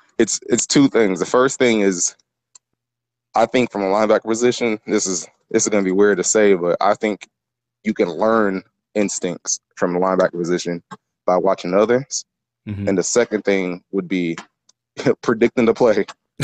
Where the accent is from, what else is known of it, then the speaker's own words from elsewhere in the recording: Nigeria; I mean, you know, I'm Nigerian, so my first sport was soccer.